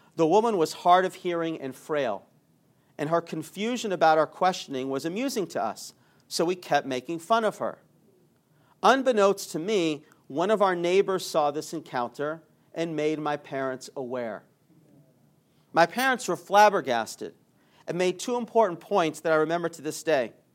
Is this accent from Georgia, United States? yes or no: yes; Atlanta, Georgia, United States; I grew up in Atlanta